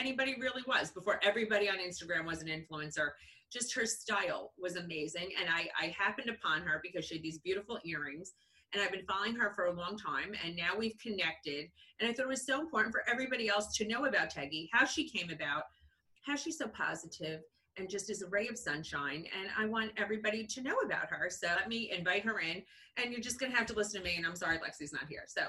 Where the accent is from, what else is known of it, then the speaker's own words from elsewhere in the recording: New Jersey, United States; moved away; I was born in New Jersey, moved away for a while, came back to New Jersey